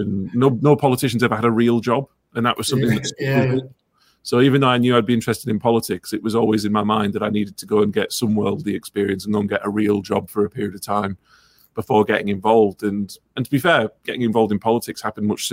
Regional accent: Ingleby Barwick, North East England, United Kingdom; I grew up in Ingleby, Barwick

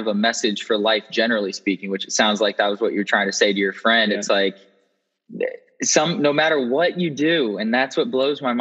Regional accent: Indianapolis, Indiana, United States; moved away as an adult; also born or lived in West Lafayette, Indiana / Raleigh, North Carolina; I was born in middle America, as they would say here in the States, in Indianapolis, Indiana

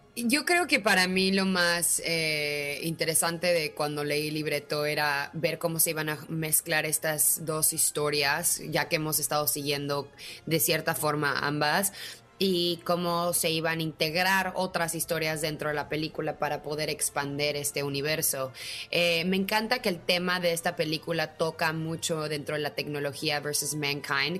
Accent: Mexico; como mexicana

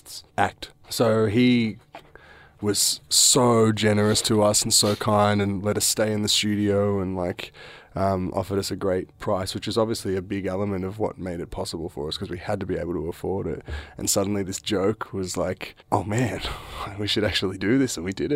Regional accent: Australia; can't really do that because we're from Australia and we're just a young band or whatever.

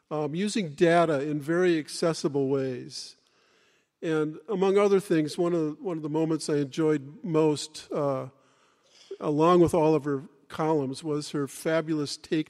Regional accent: Madison, Wisconsin, United States; in Madison, in my hometown

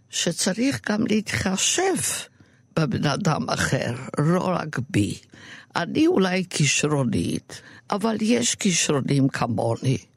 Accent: Romania; now in Israel; עכשיו, אני באתי מרומניה

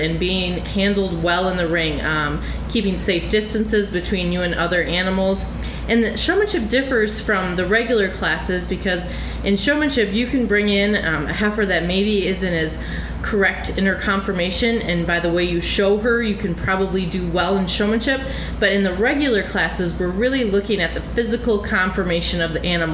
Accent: Rock County, Wisconsin, United States; I have been judging dairy cattle since I was a young 4-H member in Rock County

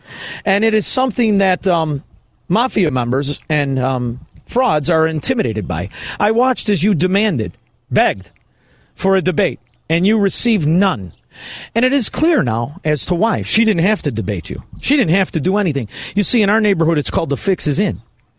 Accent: Chicago, Illinois, United States; We're from Chicago.

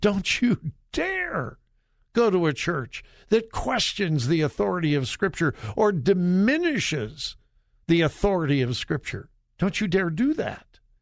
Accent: California, United States; born or raised there; moved away

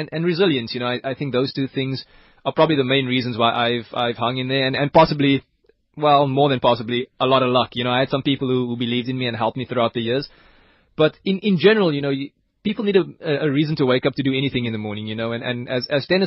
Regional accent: South Africa; being South African

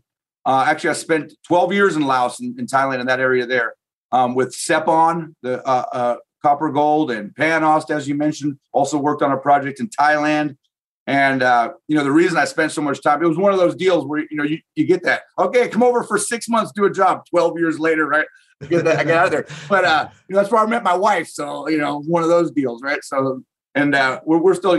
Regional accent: Alaska, United States; also born or lived in Idaho / Nevada; I'm actually from Alaska. This is where I'm from. This is my home here

